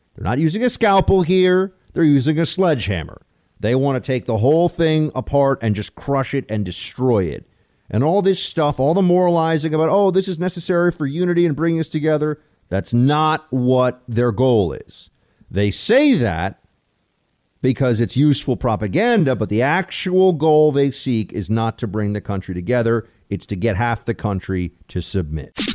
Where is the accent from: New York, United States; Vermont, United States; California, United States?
New York, United States; I'm a New Yorker